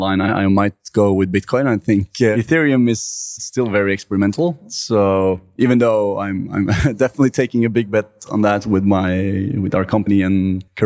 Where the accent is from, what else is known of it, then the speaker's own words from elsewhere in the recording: Norway; I'm from Norway and we have a lot of trust in each other and the financial system